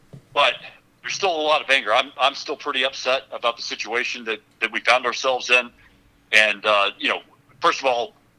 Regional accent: Odessa, Texas, United States; So I'm from Odessa, and that's a big part of my district, but I also represent, in addition to Ector County, three other counties in the Permian Basin.

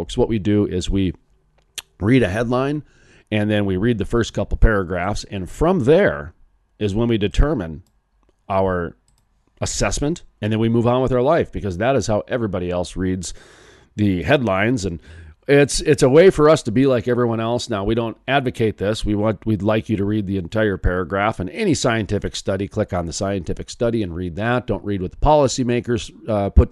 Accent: North Dakota, United States; North Dakota, my home state

